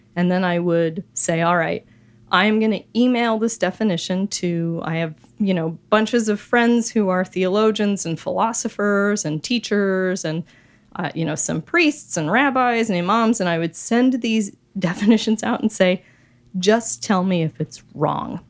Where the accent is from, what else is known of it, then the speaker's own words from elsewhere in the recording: Wheat Ridge, Colorado, United States; I grew up in the city of Wheat Ridge